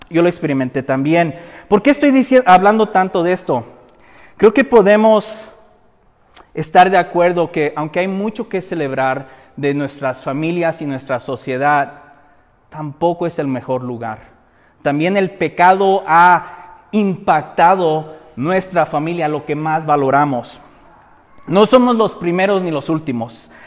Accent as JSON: {"language": "Spanish", "country": "Mexico", "said": "nosotros como mexicanos"}